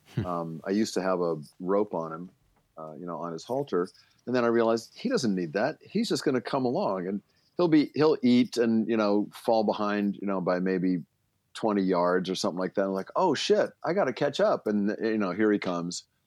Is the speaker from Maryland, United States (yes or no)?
yes; Baltimore, Maryland, United States; moved away; I grew up in Baltimore, which is not horse country